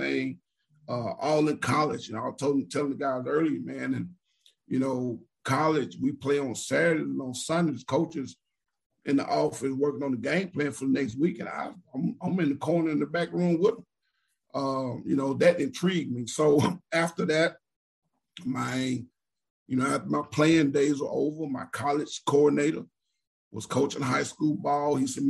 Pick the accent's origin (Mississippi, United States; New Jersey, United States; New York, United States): Mississippi, United States; Jackson; moved away as an adult; also born or lived in Alabama / Texas / Florida / Louisiana; I'm originally born and raised in Jackson, Mississippi